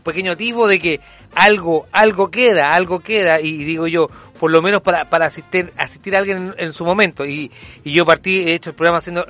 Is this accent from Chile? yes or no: yes; Chile; a nosotros también como, como chilenos